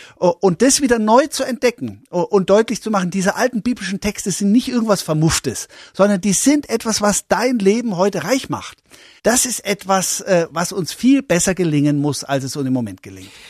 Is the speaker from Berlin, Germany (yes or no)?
no; Coburg, Bavaria, Germany; also born or lived in Memmingen, Swabia; Ich bin in Schwaben geboren, in Memmingen geboren, in Oberfranken, in Coburg aufgewachsen